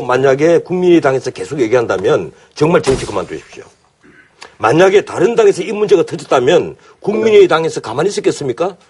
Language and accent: Korean; Ulsan, South Korea; moved away; also born or lived in Busan; 나는 울산 출신이지만 부산사 학교를 다녔고